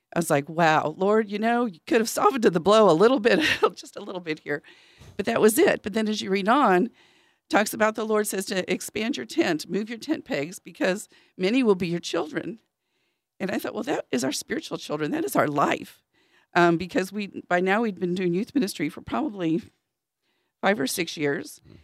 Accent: Dallas, Texas, United States; also born or lived in St. Louis, Missouri; I grew up in the city. Um, I'm originally from Saint Louis, Missouri, and then from Dallas, Texas

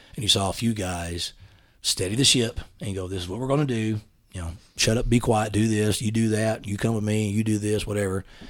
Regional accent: East Texas, United States; accent: East Texas dialect; moved away as an adult; also born or lived in Huntsville, Texas; now in Dallas, United States; I grew up in East Texas with a family that, we lived on a ranch

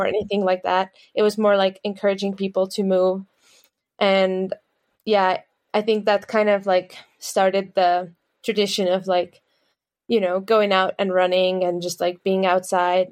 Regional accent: Tallinn, Harju County, Estonia; we're all from Tallinn. We all started there together.

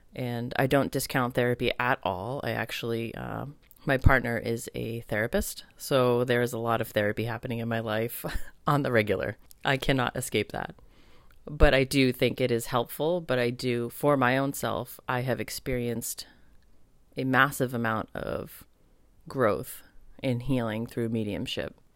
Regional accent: United States; being raised as an American with Italian, American really strong background

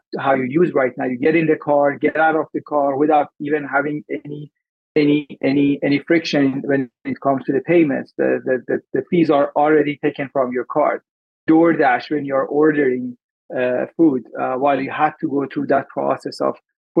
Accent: Iran; also born or lived in Dubai, UAE; now in Vancouver, Canada; I'm Iranian and I migrated to Canada in 2006. Prior to moving to Canada, I moved to UAE

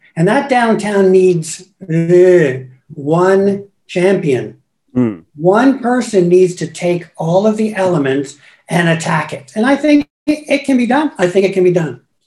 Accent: Guelph, Ontario, Canada; moved away as an adult; also born or lived in Hamilton / Toronto / Paris / Mexico; I was born and raised, went to various schools in Guelph

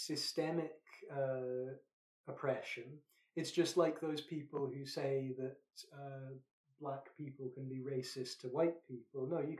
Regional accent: Scotland, United Kingdom; I'm Scottish.

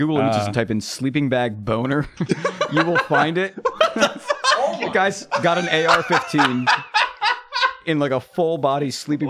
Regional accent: United States; I feel bad as an American

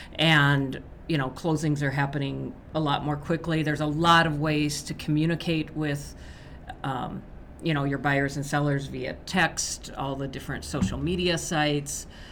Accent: Nebraska, United States; Nebraska, my home state

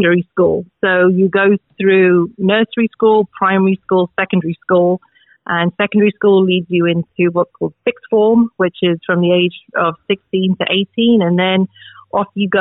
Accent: London, United Kingdom; moved away as an adult; also born or lived in Oxford / Wales; I am originally from England, grew up in London

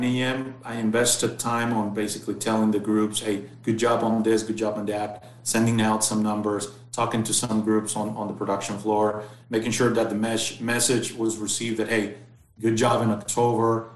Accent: Mexicali, Baja California, Mexico; also born or lived in Ensenada, Mexico / Monterrey, Mexico; Then we moved back to Baja, where I spent most of my younger years in Mexicali, and basically until the age of 17

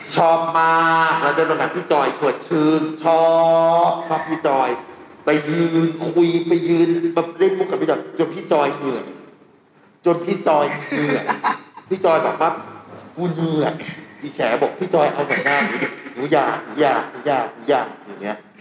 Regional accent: Sweden; now in Thailand; โตที่สวีเดน

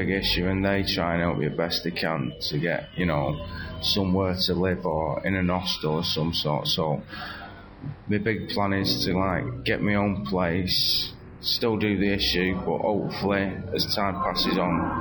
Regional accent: Radcliffe, North West England, United Kingdom; also born or lived in Birmingham / Leeds; now in Manchester, United Kingdom; I'm originally from Radcliffe, but now I'm homeless on the streets of Manchester

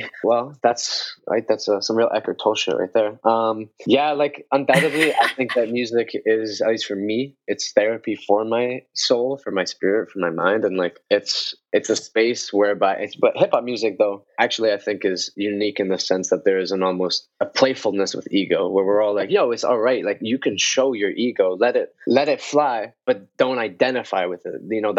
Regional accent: Colombia; now in Canada; oh, I'm from Colombia, you know, but I live in Canada.

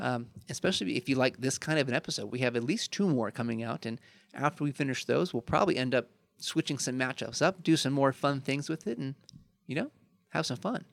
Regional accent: Chicago, Illinois, United States; I'm from Chicago

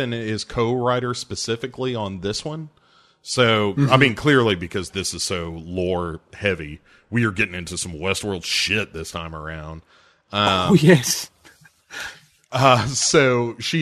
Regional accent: United States; I'm an American

